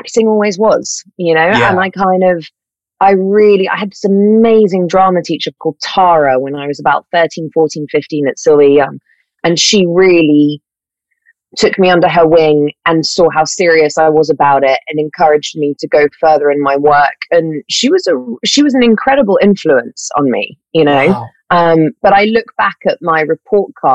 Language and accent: English; London, United Kingdom; I grew up in London. I am a born and bred Londoner